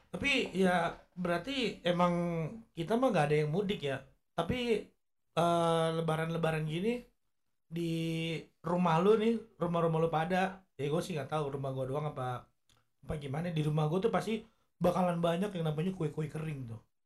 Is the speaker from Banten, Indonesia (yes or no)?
yes; South Tangerang, Banten, Indonesia; born or raised there; also born or lived in Blok M, Jakarta